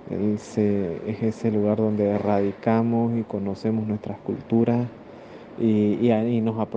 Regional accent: Bolivia; soy de Bolivia

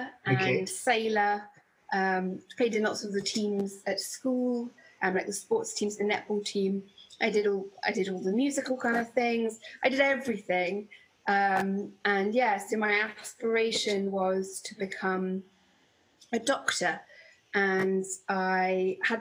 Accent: Bedfordshire, East of England, United Kingdom; I grew up in Bedfordshire, in the countryside

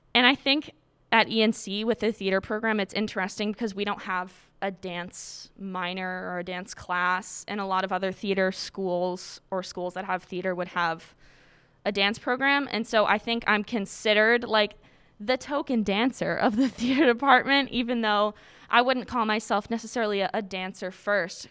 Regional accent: Quincy, Massachusetts, United States; I'm from Quincy, Massachusetts

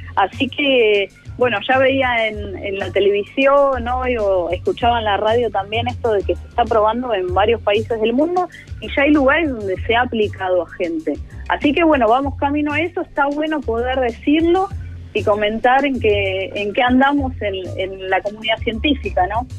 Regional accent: Argentina

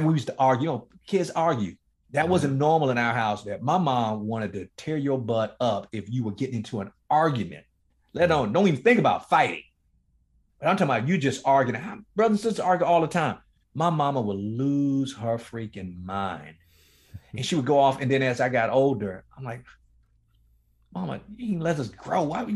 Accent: Miami, Florida, United States; me growing up in one of the toughest, inner city ghettos in Miami, Florida, in a place called Liberty City

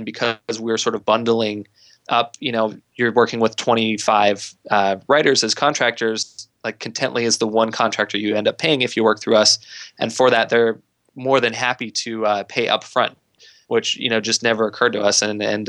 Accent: Idaho, United States; So like I said, I grew up in Idaho. I was perfectly happy there.

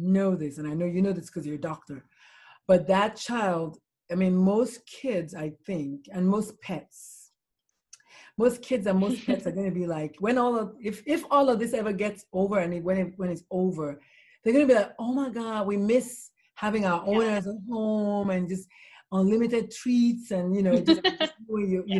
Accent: Nigeria; now in Texas, United States; I grew up in Nigeria.

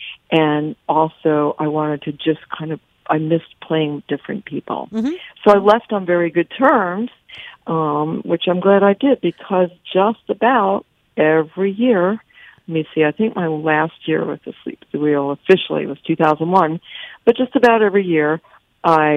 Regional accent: Woodstock, New York, United States; also born or lived in Key West, Florida; growing up in Woodstock was my Berklee School of Music

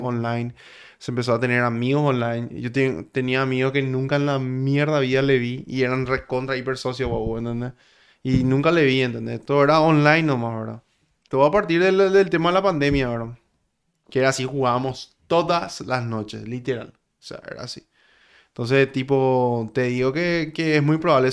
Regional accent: Paraguay; yo vengo de Paraguay, le digo. ¿De Paraguay? Me dice. Sí, yo soy paraguayo

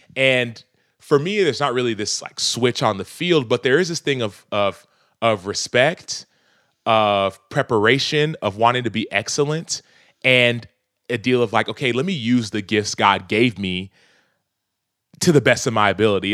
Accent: Dallas, Texas, United States; my church was in South Dallas

